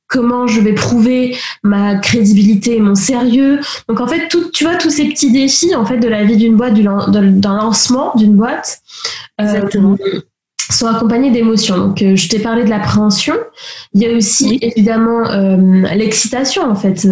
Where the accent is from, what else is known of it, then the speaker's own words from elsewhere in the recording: the Antilles, Martinique; moved away as an adult; now in Paris, France; j'ai grandi aux Antilles, donc martiniquaise à moitié. Et puis ça fait quasiment 12 ans maintenant que j'habite à Paris